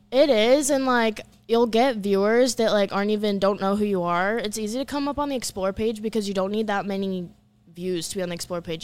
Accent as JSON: {"language": "English", "town": "Orlando", "region": "Florida", "country": "United States", "tie": "born or raised there", "also_born_or_lived": "Los Angeles", "moved": "as an adult", "said": "I grew up in Orlando, Florida"}